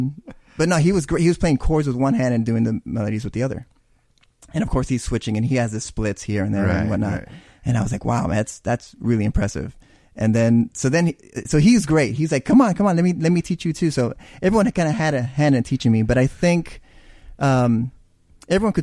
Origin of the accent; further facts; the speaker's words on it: Big Wells, Texas, United States; I'm from Big Wells